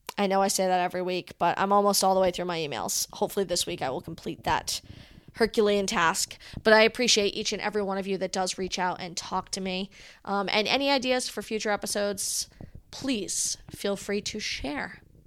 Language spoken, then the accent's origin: English; Rhode Island, United States; I come from Rhode Island.